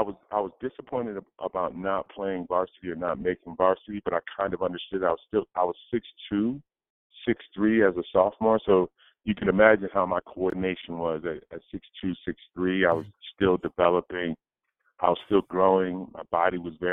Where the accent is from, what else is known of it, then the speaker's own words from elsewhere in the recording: Old Saybrook, Connecticut, United States; I came from a small town, small high school